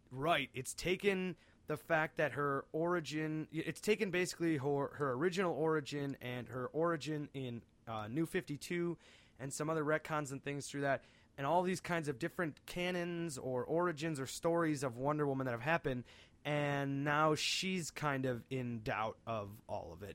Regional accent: outside Cleveland, Northeast Ohio, United States; we are from Northeast Ohio, just a bit outside of Cleveland

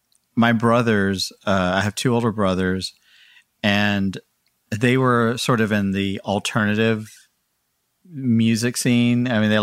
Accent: Houston, Texas, United States; now in Pennsylvania, United States; Yes. And 3 years ago, I moved up here to Pennsylvania.

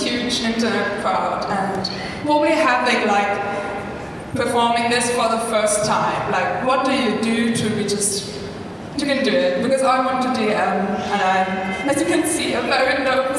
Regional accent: Northern Germany, Germany; I'm from North Germany

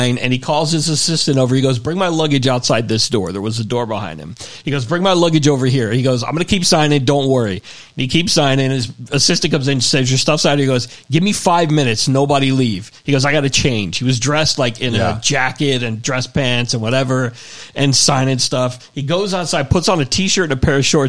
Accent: Miami, Florida, United States; I grew up in Florida. I grew up in Miami.

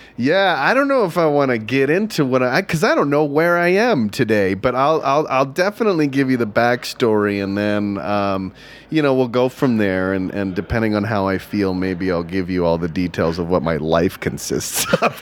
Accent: Texas, United States; I grew up in Texas

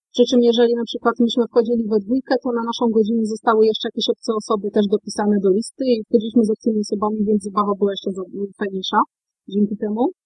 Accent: Wrocław, Lower Silesian Voivodeship, Poland; jako rodowita wrocławianka

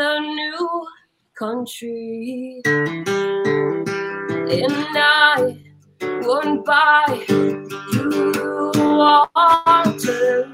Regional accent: Clarksburg, West Virginia, United States; I grew up in the Clarksburg Bridgeport area

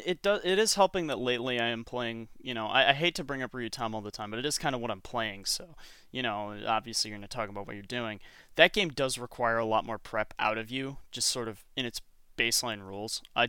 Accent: Michigan, United States; You realize I'm from Michigan, right?

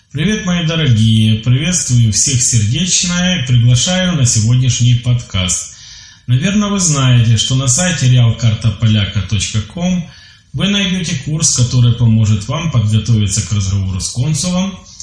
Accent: Ukraine; я из Украины, мне 29 лет

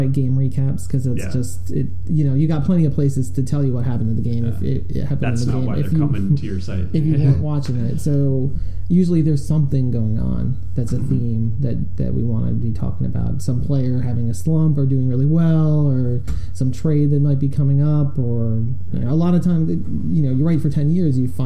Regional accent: upstate New York, United States; moved away; I grew up in New York State, upstate New York

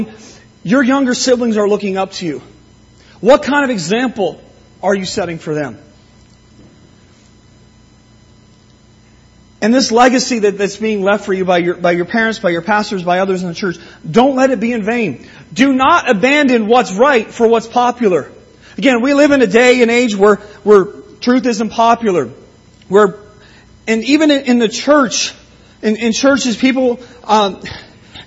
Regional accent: Simcoe, Ontario, Canada; moved away; When I learned to drive growing up in Simcoe, I never bothered with learning the names of the streets there

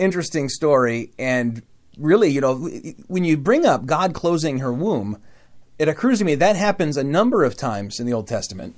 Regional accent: Michigan, Midwest, United States; accent: Midwest; a word that I say as a Midwesterner in a strange way

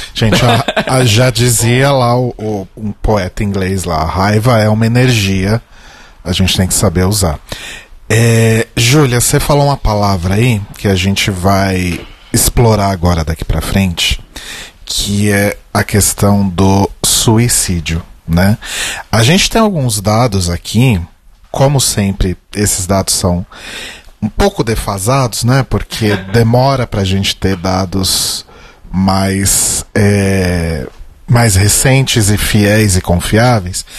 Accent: São Paulo, Brazil; eu nasci na Zona Norte

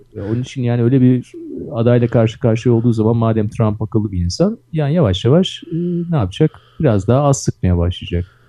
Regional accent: Istanbul, Turkey; Ben Kadıköy'lüyüm

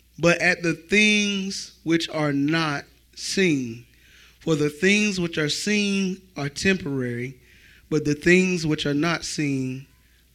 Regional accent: Florence, United States; I grew up in Florence, so I'm surrounded by the culture of Florence

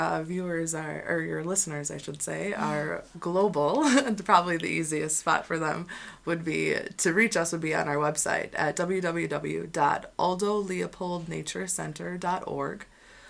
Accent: Wisconsin, United States; accent: Wisconsin; Without my Wisconsin accent, too.

